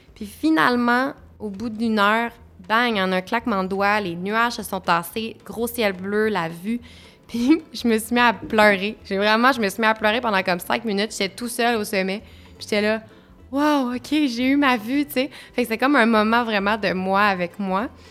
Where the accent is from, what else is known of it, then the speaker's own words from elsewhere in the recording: Montreal, Quebec, Canada; Je suis née à Montréal, je suis une urbaine euh, dans toute euh, ma, ma, ma, constitution